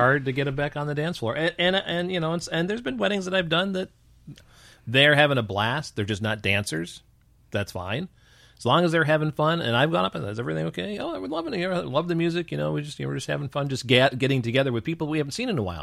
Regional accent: Newark, New York, United States; moved away; also born or lived in Rochester, New York; if I say Newark, New York, everybody thinks it's Newark, New Jersey. So I just say Rochester, New York

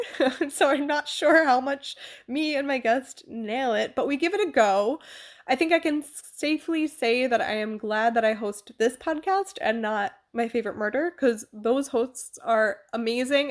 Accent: United States; moved away as an adult; now in Germany; As an American

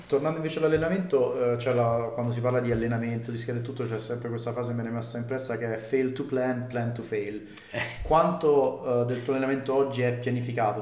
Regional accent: Rome, Lazio, Italy; noi siamo cresciuti a Roma

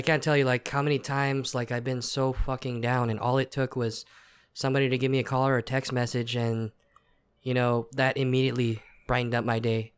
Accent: Texas, United States; we're from Texas

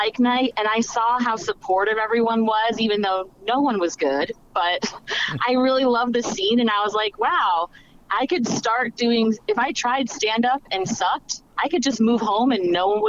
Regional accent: Michigan, United States; moved away as an adult; also born or lived in Cleveland, Ohio; Well, I'm originally from Michigan, but I went through a breakup, and as most people do, I moved to Cleveland, Ohio

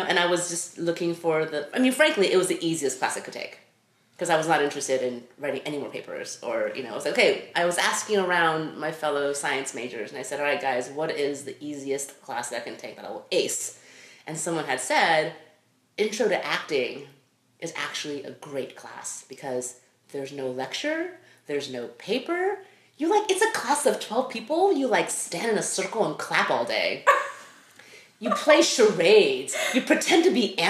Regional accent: Los Angeles, California, United States; also born or lived in Taiwan; I grew up

